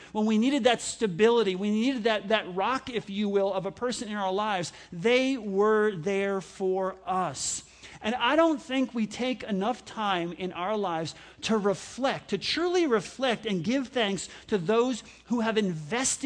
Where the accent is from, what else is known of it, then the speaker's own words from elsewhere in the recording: New York, United States; I grew up in New York